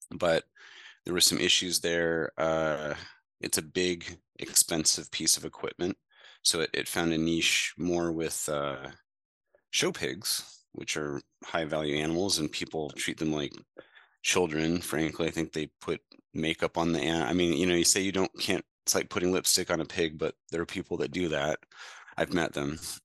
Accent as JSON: {"language": "English", "town": "Mediapolis", "region": "Iowa", "country": "United States", "tie": "born or raised there", "said": "my hometown and surrounding areas in Mediapolis, Iowa"}